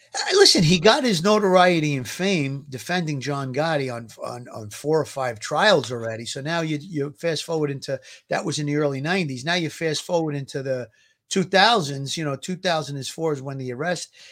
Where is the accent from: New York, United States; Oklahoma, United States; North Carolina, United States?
New York, United States; New York City; growing up in Gravesend